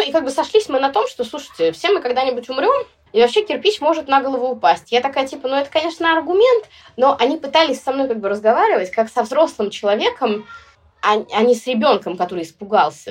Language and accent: Russian; Sevastopol, Crimea, Ukraine; я родилась в Севастополе